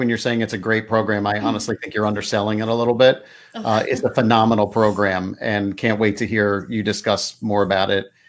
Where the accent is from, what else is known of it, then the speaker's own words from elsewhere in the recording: Lansdale, Pennsylvania, United States; I'm actually from the Lansdale area